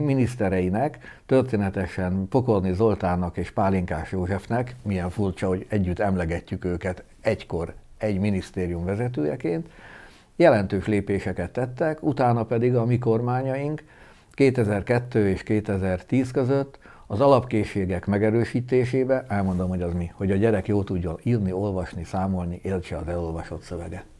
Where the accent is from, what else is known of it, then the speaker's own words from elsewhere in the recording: Sopron, Győr-Moson-Sopron, Hungary; Én egy soproni polgárcsaládból származom